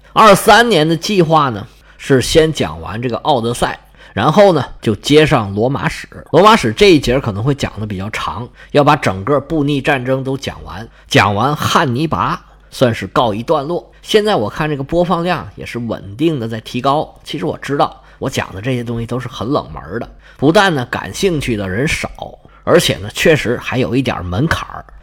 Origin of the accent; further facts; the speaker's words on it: China; 按照我们中国人的习惯